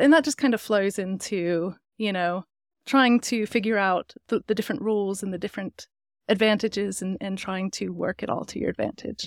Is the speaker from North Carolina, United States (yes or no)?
yes; Brevard, North Carolina, United States; also born or lived in Germany / Northern England; now in Longmont, United States; I was born in Brevard, North Carolina, which is a small mountain town